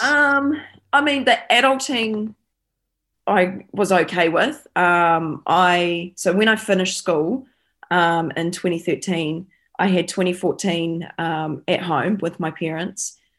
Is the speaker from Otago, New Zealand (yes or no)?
no; Taranaki, New Zealand; now in Tauranga, New Zealand; growing up in Taranaki